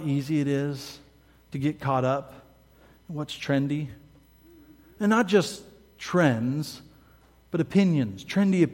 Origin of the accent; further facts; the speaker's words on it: Midwest, United States; I'm from the Midwest, meat and taters all the way